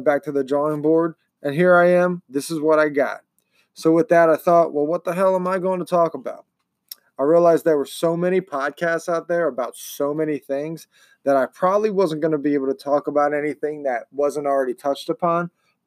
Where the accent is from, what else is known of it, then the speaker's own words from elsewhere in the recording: Baltimore, Maryland, United States; also born or lived in Pennsylvania; now in Ohio, United States; I call a major city in Maryland my hometown. It's Baltimore